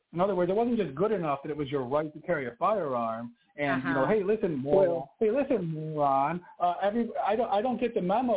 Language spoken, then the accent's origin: English; Buffalo, New York, United States; moved away; I grew up in New York State, Buffalo, New York area